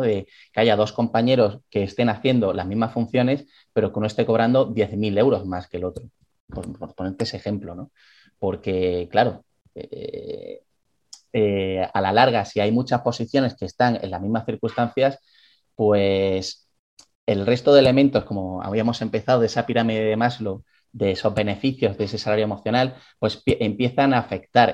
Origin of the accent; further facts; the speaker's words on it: Galicia, Spain; soy gallego